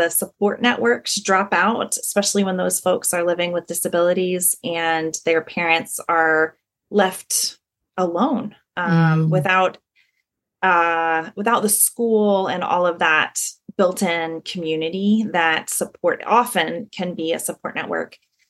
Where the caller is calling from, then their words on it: North Carolina, United States; So I'm joining you from the North Street community in North Carolina.